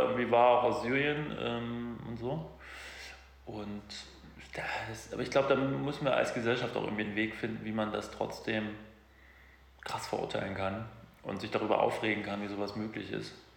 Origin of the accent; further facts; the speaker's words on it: Germany; wir als Deutsche